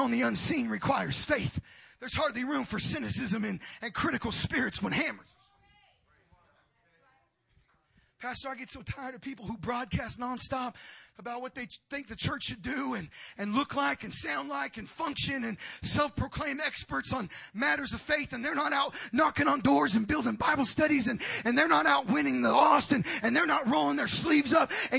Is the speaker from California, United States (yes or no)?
yes; Oxnard, California, United States; as a kid growing up on Jackson Street in South Oxnard, California, just outside of Los Angeles